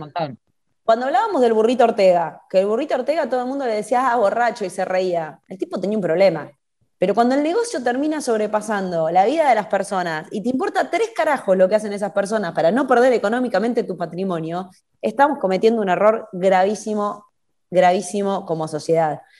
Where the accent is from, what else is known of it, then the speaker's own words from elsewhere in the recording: Argentina; somos todos argentinos